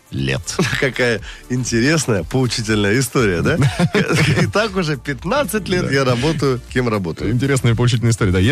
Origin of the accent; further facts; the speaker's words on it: Lipetsk, Lipetsk Oblast, Russia; Город Липецк.